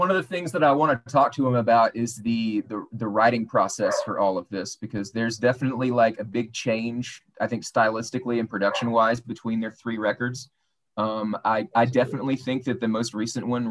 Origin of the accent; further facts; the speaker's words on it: United States; we are Americans. We're Americans